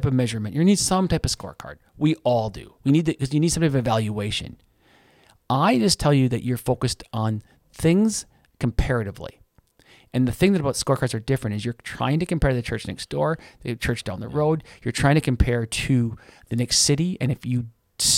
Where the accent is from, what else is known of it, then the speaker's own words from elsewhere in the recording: United States; I'm an American